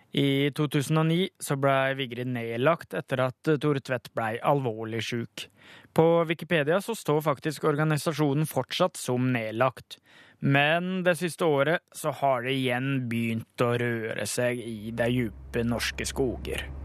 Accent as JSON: {"language": "Norwegian", "town": "Bø", "region": "Telemark", "country": "Norway", "tie": "born or raised there", "said": "heimbygda mi Bø"}